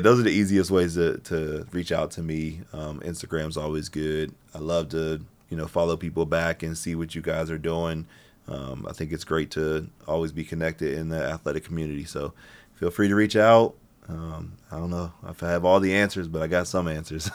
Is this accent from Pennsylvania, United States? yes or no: yes; Pittsburgh, Pennsylvania, United States; I'm from Pittsburgh